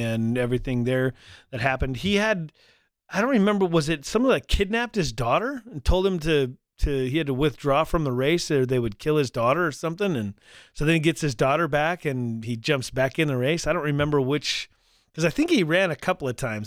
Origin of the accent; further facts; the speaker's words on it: North Dakota, United States; also born or lived in Colorado Springs; I grew up in North Dakota here